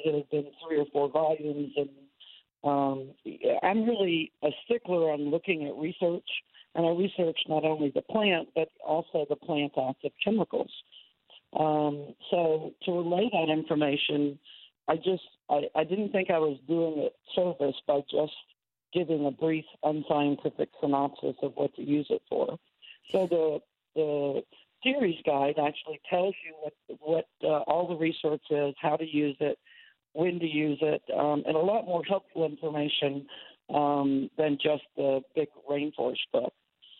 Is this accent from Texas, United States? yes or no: yes; Houston, Texas, United States; I grew up in Houston